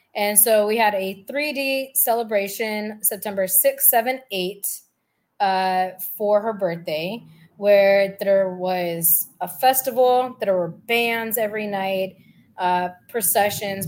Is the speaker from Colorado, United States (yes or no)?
no; California, United States; also born or lived in Bay Area / San Diego; I grew up in California